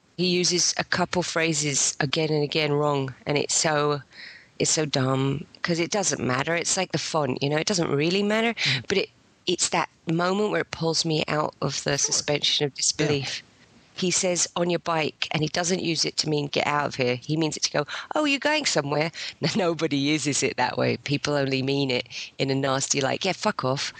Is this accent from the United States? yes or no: no; England, United Kingdom; I'm English and only partly American